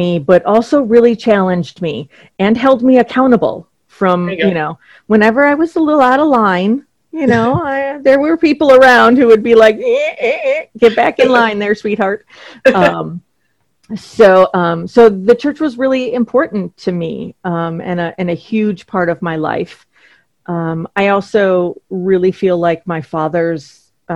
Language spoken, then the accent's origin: English; Duluth, Minnesota, United States; now in Kennebunk, United States; grew up in Duluth, Minnesota, which is right on Lake Superior